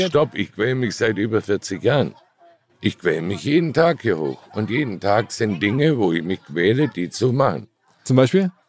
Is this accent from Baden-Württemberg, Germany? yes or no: yes; Baden-Württemberg, Germany; Ich habe nie genug Geld. Ich bin Schwabe.